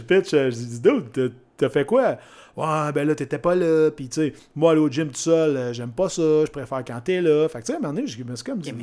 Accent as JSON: {"language": "French", "town": "Shawinigan", "region": "Quebec", "country": "Canada", "said": "Je viens de Shawinigan."}